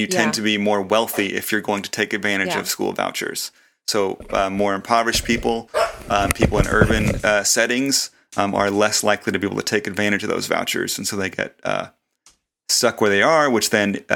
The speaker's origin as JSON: {"language": "English", "town": "Olathe", "region": "Kansas", "country": "United States", "tie": "born or raised there", "said": "growing up in Olathe, on the Kansas suburbs where I did"}